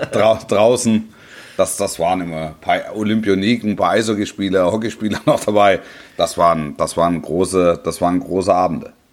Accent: near Stuttgart, Baden-Württemberg, Germany; ich bin ja da in der Nähe aufgewachsen

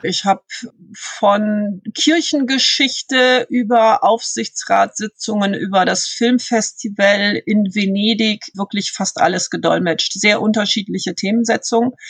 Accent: Bonn, North Rhine-Westphalia, Germany; also born or lived in Lippstadt; Ich bin in Bonn aufgewachsen. Ich bin zwar in Lippstadt geboren, aber mit viereinhalb mit meinen Eltern nach Bonn gezogen

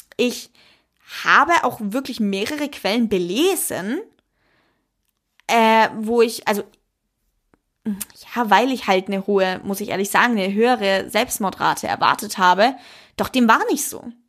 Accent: Germany; bei uns in Deutschland

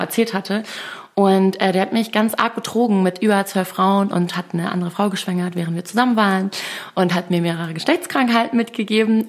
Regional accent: Hamburg, Germany; moved away as an adult; also born or lived in Munich; ich komme ja aus der Stadt und habe viele Kontakte

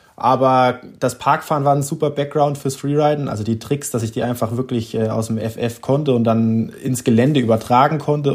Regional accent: Hesse, Germany; ich bin ja in Hessen aufgewachsen

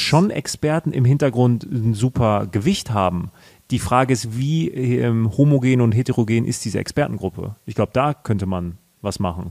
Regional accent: Germany; sind wir in Deutschland groß geworden, wir haben die Chancen hier gehabt

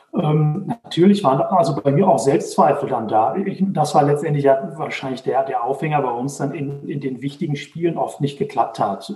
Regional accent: Dortmund, North Rhine-Westphalia, Germany; now in Herdecke, Germany; Also ich komme aus, äh, aus Dortmund, wohne jetzt in Herdecke, ist direkt nebenan

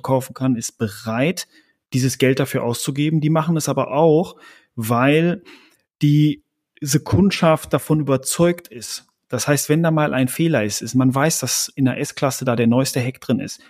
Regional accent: Germany; als Deutsche

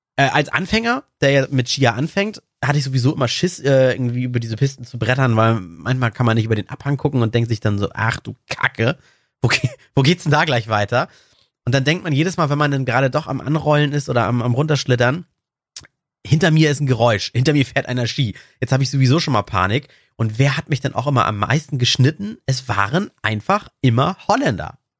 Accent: Germany; bei uns in Deutschland

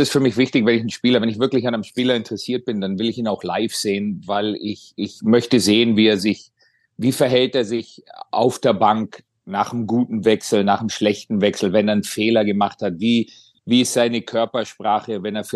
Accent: Kaufbeuren, Bavaria, Germany; moved away as an adult; now in Ohio, United States; ich war 19 Jahre alt, als ich gegangen bin äh, aus Kaufbeuern und, und bin mehr oder weniger, habe ich schon öfter gesagt, in Amerika erwachsen geworden.

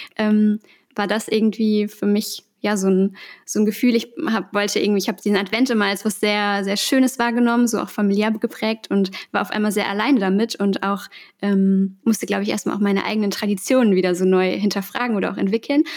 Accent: Essen, North Rhine-Westphalia, Germany; moved away as an adult; also born or lived in Berlin / Potsdam; ich bin gebürtig aus Essen und bin dann zum Studium äh, nach Berlin gezogen

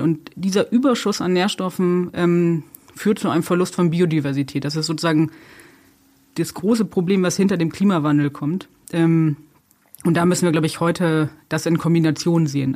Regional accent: Germany; bei uns in Deutschland

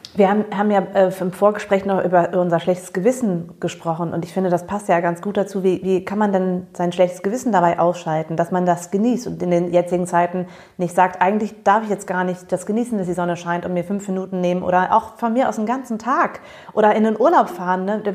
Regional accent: Germany; also born or lived in United States; als Amerikanerin war ich schon von dem Klischee der Deutschen, also ich bin ja hier aufgewachsen, aber ich bin amerikanisch aufgewachsen

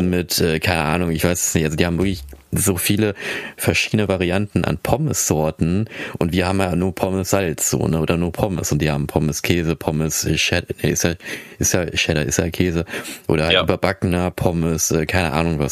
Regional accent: Philippines; now in Germany; ich komme aus den Philippinen

